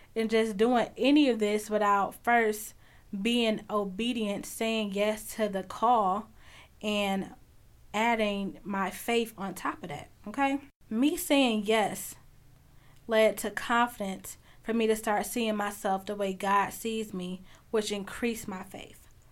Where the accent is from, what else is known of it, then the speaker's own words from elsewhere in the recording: Chicago, Illinois, United States; I'm from Chicago, and I'm from a really big family